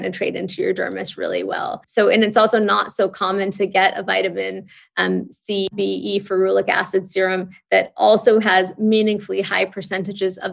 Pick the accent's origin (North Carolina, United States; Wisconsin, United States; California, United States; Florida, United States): California, United States; Santa Monica; now in New York City, United States; My husband and I grew up in Santa Monica